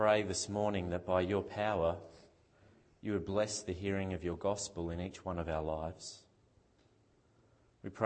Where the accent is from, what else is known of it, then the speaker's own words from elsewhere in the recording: Victoria, Australia; at my house where I grew up in Victoria, when I was growing up